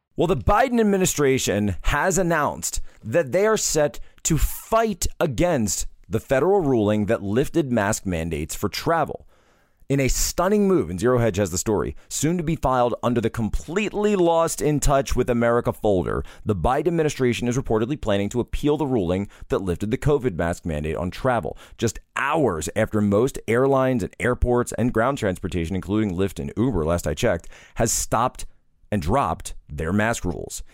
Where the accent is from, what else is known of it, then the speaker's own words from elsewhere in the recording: Philadelphia area, Pennsylvania, United States; we're both actually from the Philadelphia area